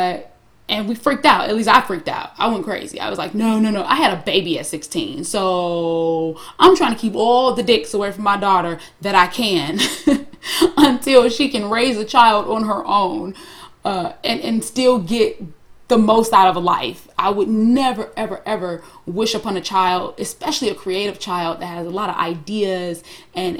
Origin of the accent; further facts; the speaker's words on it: Harvey, Illinois, United States; I'm from the hood. I'm from Harvey, Illinois